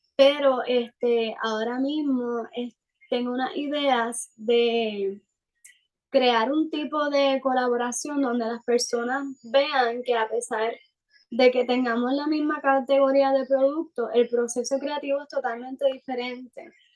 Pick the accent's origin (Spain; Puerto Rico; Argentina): Puerto Rico; soy de Puerto Rico